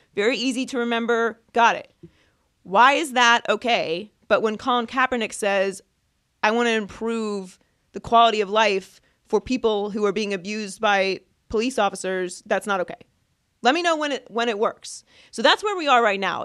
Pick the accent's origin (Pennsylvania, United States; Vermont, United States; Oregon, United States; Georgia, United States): Pennsylvania, United States; Pittsburgh; I grew up in Pittsburgh